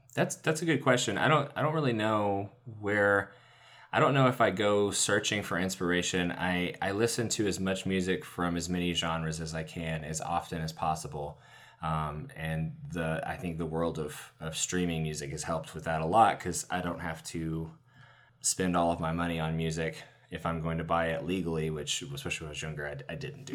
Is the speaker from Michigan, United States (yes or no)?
no; Chattanooga, Tennessee, United States; I grew up in Chattanooga.